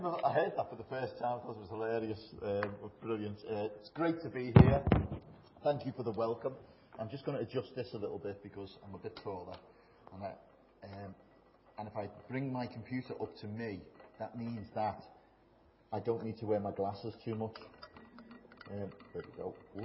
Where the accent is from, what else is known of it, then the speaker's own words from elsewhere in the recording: Bootle, North West England, United Kingdom; moved away as an adult; also born or lived in Germany; now in London, United Kingdom; I'm from a little place in Liverpool called Bootle, which is, it is like it sounds. I was born there, grew up there